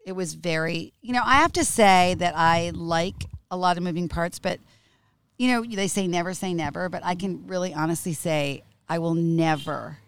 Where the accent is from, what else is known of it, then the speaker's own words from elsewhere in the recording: United States; moved away as an adult; now in Italy; I'm American.